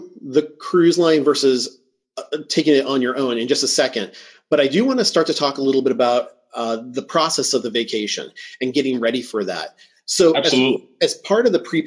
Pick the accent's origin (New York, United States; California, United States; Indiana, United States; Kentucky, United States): California, United States; I'm from California. We live in a desert